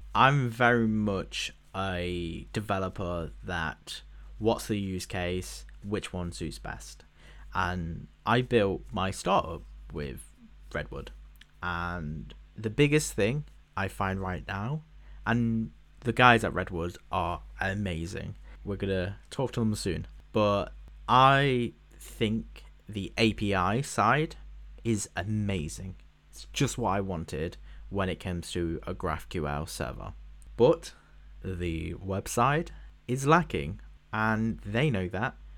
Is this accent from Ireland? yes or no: no; United Kingdom; as a British person